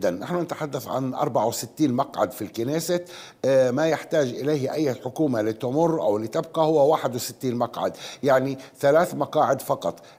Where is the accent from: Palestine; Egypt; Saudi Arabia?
Palestine; أعتقد ونعتقد جميعا كفلسطينيين بشكل عام أن قضية حل الدولتين أصبحت وراءنا الآن